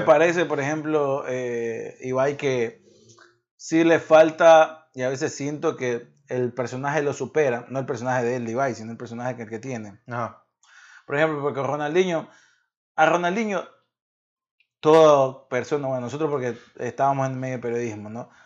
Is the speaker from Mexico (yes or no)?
no; Ecuador; soy ecuatoriano